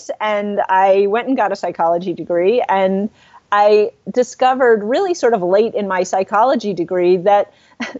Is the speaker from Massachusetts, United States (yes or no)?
yes; Lexington, Massachusetts, United States; I grew up outside of Boston. In Lexington, Massachusetts